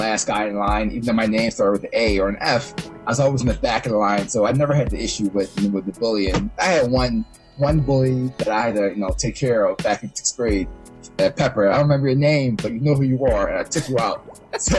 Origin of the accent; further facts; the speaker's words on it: Philadelphia, Pennsylvania, United States; moved away as an adult; also born or lived in Miami; I spent all my 18 years in Philadelphia, different parts of it, you know, in Darby and South Philly